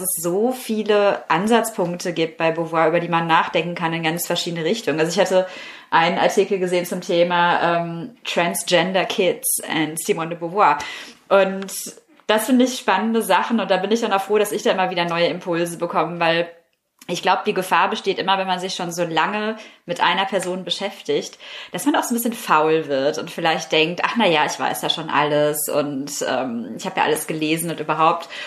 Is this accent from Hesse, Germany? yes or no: no; Herne, North Rhine-Westphalia, Germany; moved away as an adult; in meiner Heimatstadt Herne